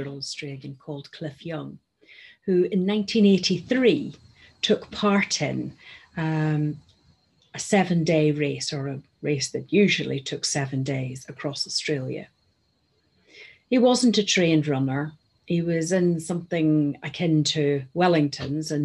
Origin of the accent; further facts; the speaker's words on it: Northern Ireland, United Kingdom; moved away; You'll have gathered from my accent that I am originally from Northern Ireland and brought up there.